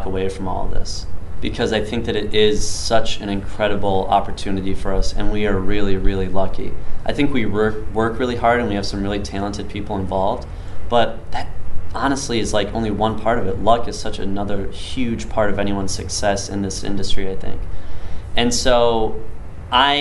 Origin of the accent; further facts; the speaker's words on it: Northern Michigan, United States; I grew up in Northern Michigan, didn't know anything else about it.